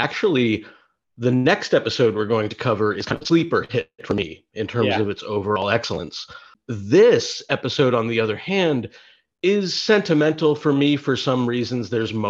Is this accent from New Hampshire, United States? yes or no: no; Massachusetts, United States; We're all from the Northeast. I'm from Massachusetts, where President Kennedy was from